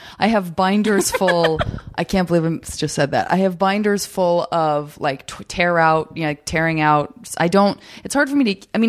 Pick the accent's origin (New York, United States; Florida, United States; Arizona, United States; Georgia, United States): Arizona, United States; also born or lived in San Francisco; And I'm from Arizona. So yeah, I would read the Arizona issue.